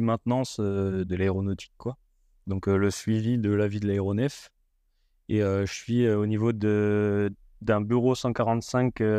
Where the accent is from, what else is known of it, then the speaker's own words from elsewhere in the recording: Haute-Savoie, Auvergne-Rhône-Alpes, France; je viens de, de Haute-Savoie, petit village en Haute-Savoie